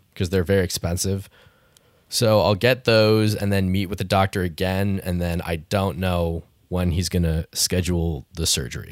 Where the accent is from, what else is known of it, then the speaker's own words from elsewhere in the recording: Canada; I grew up in Canada